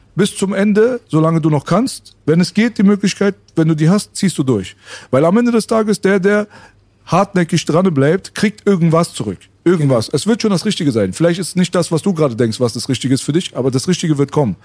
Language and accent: German; Berlin, Germany; Jetzt kommen wir aus Kreuzberg oder Schöneberg